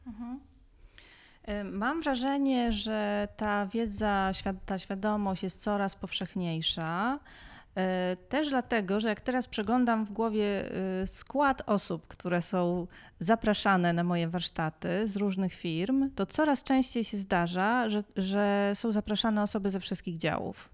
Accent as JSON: {"language": "Polish", "town": "Białystok", "region": "Podlaskie Voivodeship", "country": "Poland", "tie": "born or raised there", "said": "urodziłam się w Białymstoku w latach 80"}